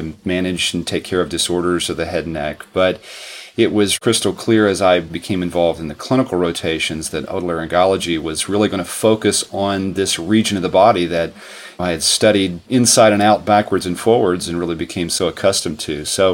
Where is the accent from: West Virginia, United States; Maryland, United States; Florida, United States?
West Virginia, United States; I grew up in West Virginia